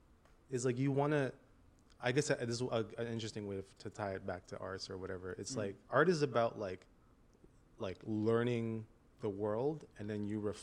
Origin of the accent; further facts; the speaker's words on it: Canada; moved away; growing up in Canada after like from 13 and up